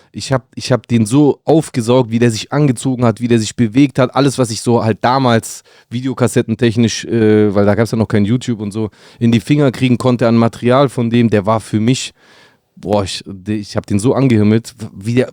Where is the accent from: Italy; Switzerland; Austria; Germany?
Italy; Brindisi, Apulia; weil die in Brindisi, meiner Heimatstadt, gespielt haben mit der U21